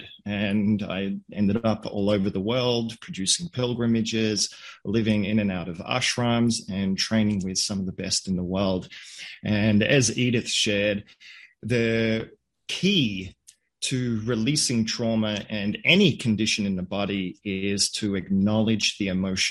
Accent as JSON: {"language": "English", "country": "Australia", "tie": "born or raised there", "said": "I grew up in Australia. My parents are Hungarian"}